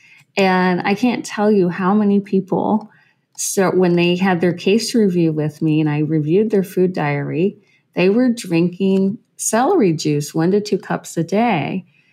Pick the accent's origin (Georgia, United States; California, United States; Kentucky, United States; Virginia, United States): Kentucky, United States; Western; So I'm from Western Kentucky. I grew up way out in the country out there around all the corn and the coyotes and the cows.